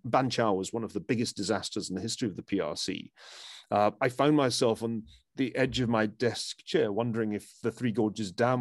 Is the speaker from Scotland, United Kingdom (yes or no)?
yes; Glasgow, Scotland, United Kingdom; growing up in Glasgow